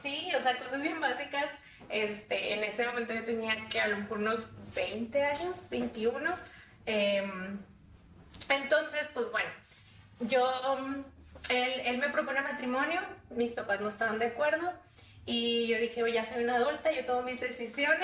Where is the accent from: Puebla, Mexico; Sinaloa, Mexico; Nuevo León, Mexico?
Nuevo León, Mexico; Monterrey; soy de aquí de Monterrey